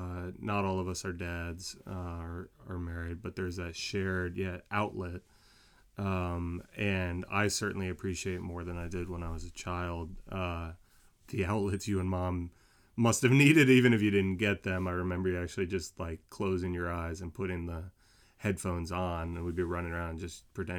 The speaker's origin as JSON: {"language": "English", "region": "New Jersey", "country": "United States", "tie": "born or raised there", "said": "I was born in North Jersey, where you are from, Dr. Whispleway"}